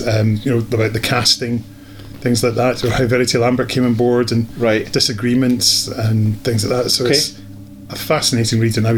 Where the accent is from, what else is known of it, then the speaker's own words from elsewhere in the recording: Scotland, United Kingdom; as Scottish people